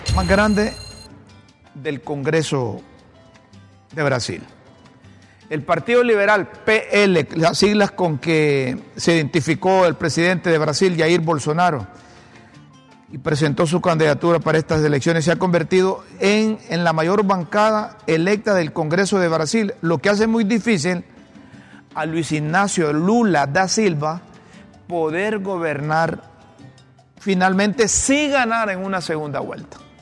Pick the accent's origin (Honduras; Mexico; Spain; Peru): Honduras; como hondureño